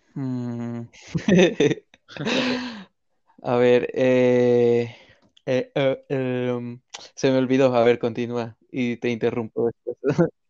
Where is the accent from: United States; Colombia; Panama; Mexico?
Mexico; nuestra cultura como mexicanos